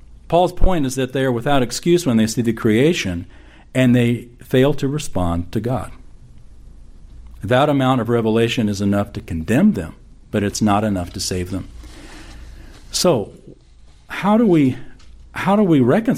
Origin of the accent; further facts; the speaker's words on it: the Bible Belt of the United States, United States; me growing up in the Bible Belt of the United States of America